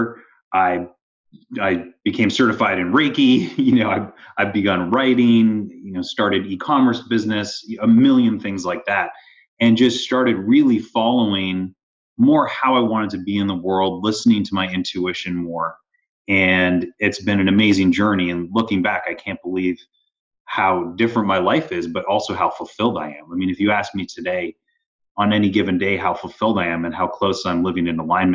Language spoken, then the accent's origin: English; Toronto, Ontario, Canada; moved away as an adult; also born or lived in Stanford, California; I grew up in Canada